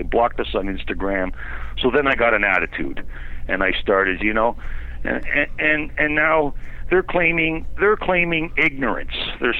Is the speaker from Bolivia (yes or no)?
no; Canada; I'm Canadian my whole life